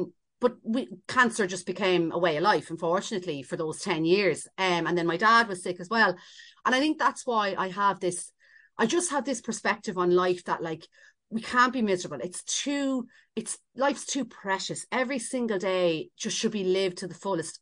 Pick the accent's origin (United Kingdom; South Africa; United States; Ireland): Ireland; we're so Irish